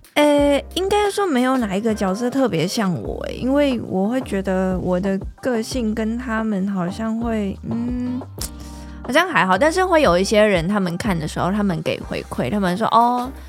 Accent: Vietnam; first language Vietnamese; Chinese is a second language; now in Taiwan; 只是对于我就是越南来的

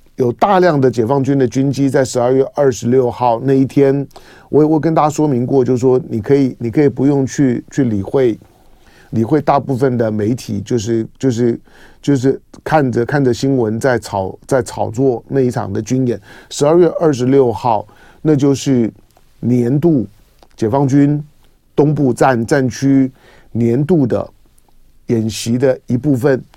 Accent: Taiwan; 从我一个台湾人的角度来

